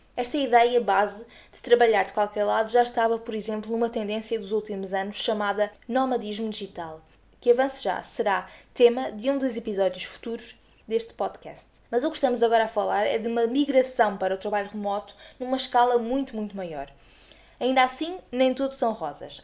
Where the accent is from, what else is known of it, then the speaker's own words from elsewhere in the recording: Azores, Portugal; moved away as an adult; now in Lisbon, Portugal; Eu mesma nasci e cresci nos Açores, mas tenho vivido os últimos 7